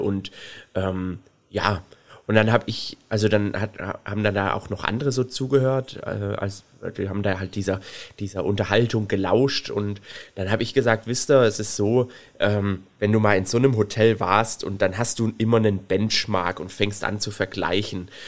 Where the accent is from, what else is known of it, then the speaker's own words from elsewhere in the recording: Swabia, Germany; ich bin ja Schwabe